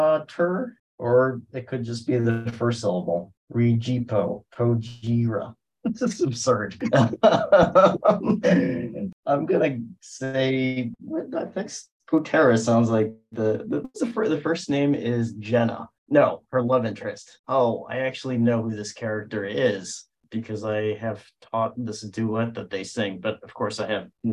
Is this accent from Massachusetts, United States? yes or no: no; New York, United States; I am Zooming from New York, which is where I'm from